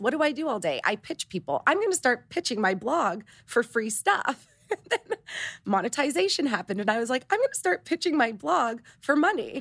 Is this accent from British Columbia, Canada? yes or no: no; Toronto, Ontario, Canada; moved away; I'm Canadian, I'm from Toronto, my three best friends still live in Toronto, and they're my high school besties